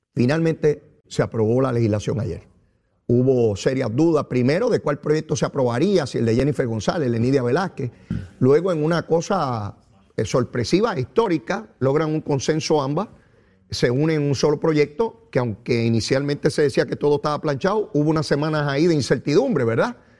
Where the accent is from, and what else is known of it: Puerto Rico